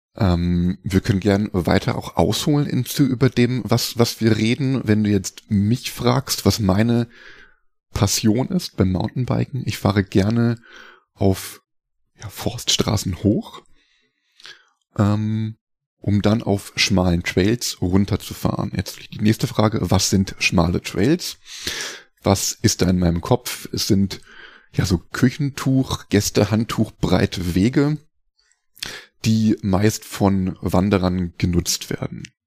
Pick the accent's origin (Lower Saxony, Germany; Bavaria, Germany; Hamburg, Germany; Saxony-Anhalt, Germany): Lower Saxony, Germany; Hildesheim; moved away as an adult; also born or lived in Rosenheim; ich bin in Hildesheim aufgewachsen äh, also Ecke Hannover Niedersachsen